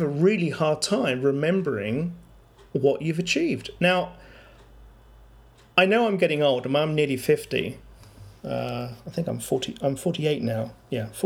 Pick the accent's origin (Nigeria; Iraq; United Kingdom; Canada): United Kingdom; London; moved away; where I come from in London, people move jobs quite often